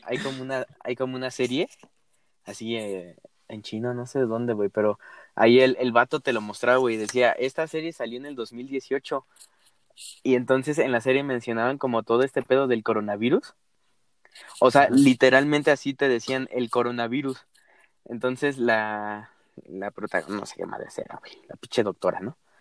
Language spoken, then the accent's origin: Spanish; Mexico; uno como mexicano